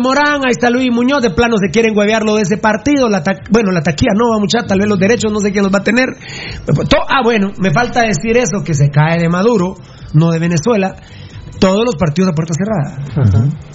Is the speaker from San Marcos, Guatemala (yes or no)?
no; Sololá, Guatemala; also born or lived in Patulul; somos sololeños